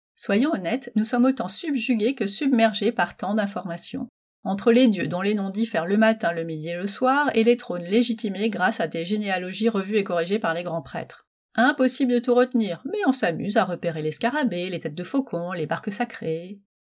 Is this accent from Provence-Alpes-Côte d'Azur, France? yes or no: no; Metz, Grand Est, France; je suis née à Metz